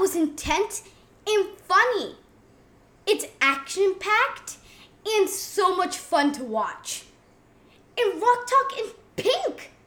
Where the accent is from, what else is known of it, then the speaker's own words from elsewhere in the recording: New York, United States; I was born in New York